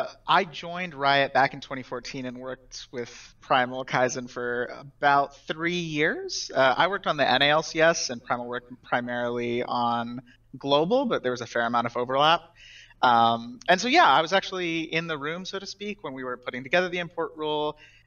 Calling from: Atlanta, Georgia, United States; I am normally in LA, but I'm currently in Atlanta.

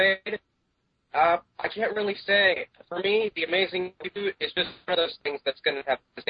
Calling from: Fort Lauderdale, Florida, United States; Calling from Fort Lauderdale, Florida.

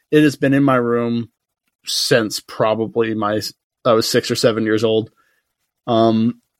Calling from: South Carolina, United States; And I am recording from South Carolina. I'm in my bedroom.

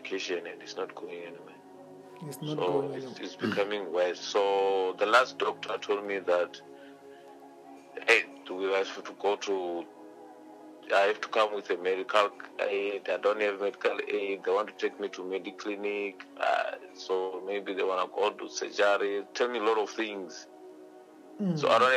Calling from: Tshiawelo, Limpopo, South Africa; I'm calling from Venda in Limpopo

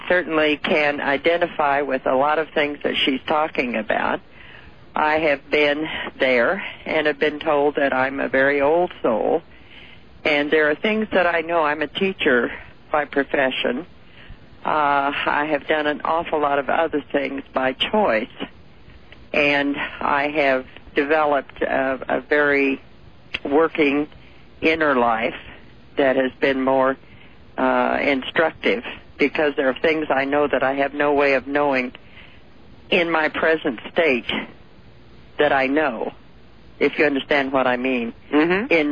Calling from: California, United States; I'm calling from California.

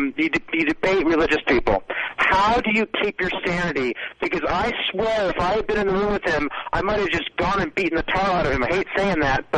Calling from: Santa Rosa, California, United States; I'm calling from Santa Rosa, California, Sonoma County.

